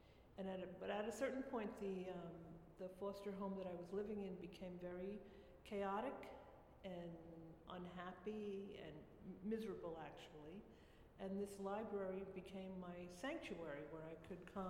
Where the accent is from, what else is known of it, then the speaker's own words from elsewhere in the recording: New York City, New York, United States; moved away as an adult; also born or lived in Orangeburg, Rockland County, New York; I lived here from when I was a baby until 18, and then I moved away. And I've just come back 3 years ago.